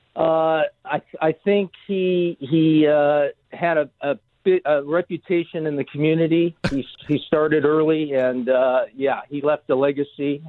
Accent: Los Angeles, California, United States; I grew up in Los Angeles

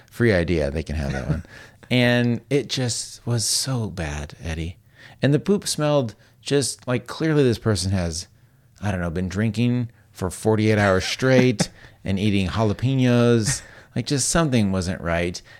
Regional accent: the South, United States; I'm from the South.

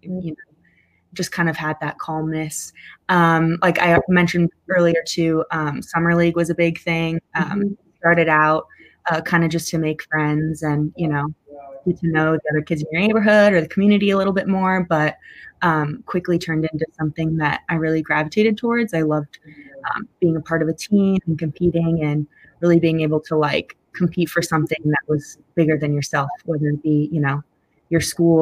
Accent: Carmel, Indiana, United States; also born or lived in North Carolina / Kansas; I moved to Carmel from North Carolina at the age of, I believe, 8 or 9

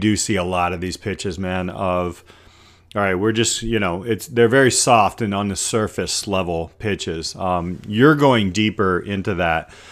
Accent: South Bend, Indiana, United States; I'm from, uh, South Bend

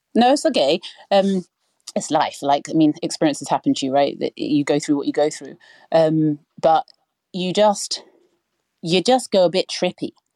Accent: United Kingdom; I'm not American, I'm British.

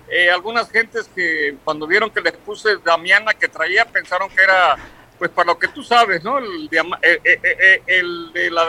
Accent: the Coast, Guerrero, Mexico; yo como, buen costeño se me había olvidado

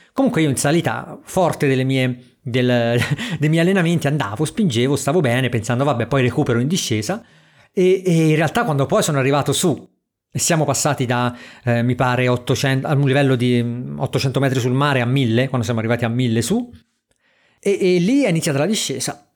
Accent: Porto Ercole area, Tuscany, Italy; a Porto Ercole dalle mie parti

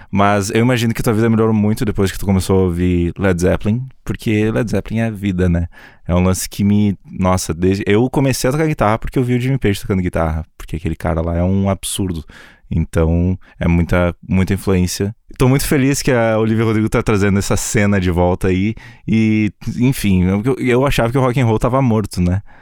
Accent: Erechim, Rio Grande do Sul, Brazil; now in São Paulo, Brazil; Eu sou do interior, do interior, do interior, do interior, do interior do Rio Grande do Sul, numa cidade chamada Erechim, mas eu moro em São Paulo hoje.

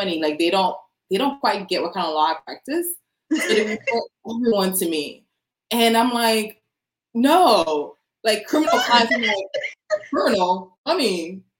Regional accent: Orlando, Florida, United States; So I'm mainly from Orlando.

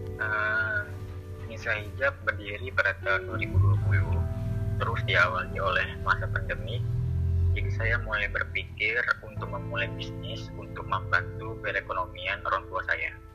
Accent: Pekanbaru, Riau, Indonesia; asal saya dari Pekanbaru

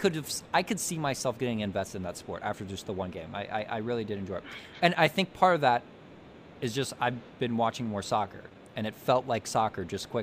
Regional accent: Ohio, United States; And we said, the U.S. What part? Ohio.

